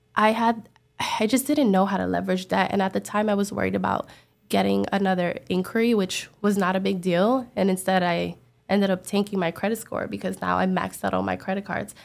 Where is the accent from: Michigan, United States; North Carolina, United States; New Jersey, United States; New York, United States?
New York, United States; New York City; now in Miami, United States; I'm from the Bronx, but I now live in Miami